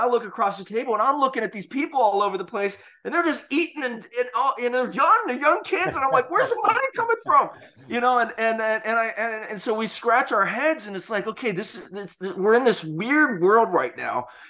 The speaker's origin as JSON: {"language": "English", "region": "Hawaii", "country": "United States", "tie": "born or raised there", "said": "growing up in Hawaii"}